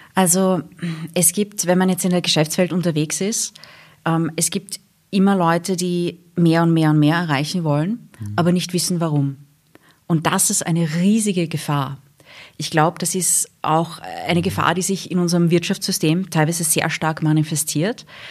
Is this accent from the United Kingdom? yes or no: yes; England, United Kingdom; moved away; also born or lived in Wiener Neustadt, Austria / Vienna, Austria; wir sind nach England gezogen, wie ich sieben Jahre alt war. Also ich bin in Wiener Neustadt geboren, dann in England aufgewachsen.